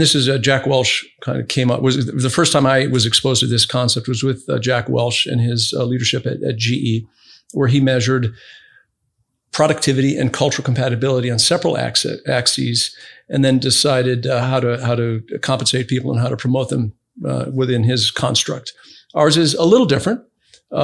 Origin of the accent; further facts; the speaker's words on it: Brazil; now in United States; I grew up in Brazil